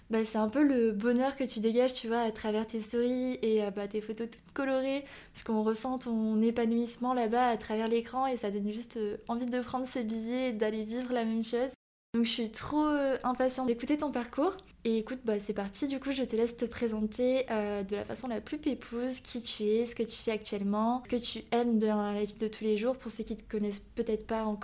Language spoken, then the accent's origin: French; Canada; moved away; j'ai grandi là-bas au Canada